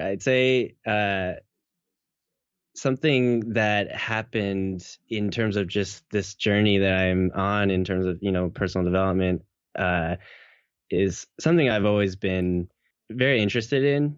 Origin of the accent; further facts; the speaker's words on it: Seattle, Washington, United States; Born and raised in Seattle, um, all my life